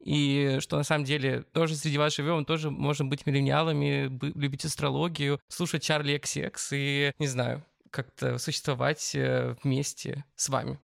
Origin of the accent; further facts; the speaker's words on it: Barnaul, Altai Krai, Russia; Я родился в Барнауле, Алтайский край. Если вы ткнете просто пальцем в центр Евразии, то это будет как раз мой родной город